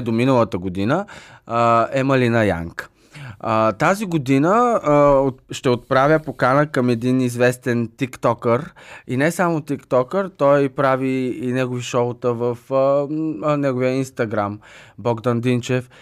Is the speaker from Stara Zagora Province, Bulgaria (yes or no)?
yes; Stara Zagora, Stara Zagora Province, Bulgaria; аз съм родом от Стара Загора